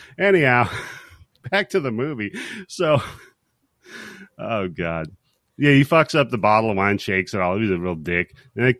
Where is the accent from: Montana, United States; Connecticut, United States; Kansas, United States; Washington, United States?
Washington, United States; now in Missouri, United States; from Washington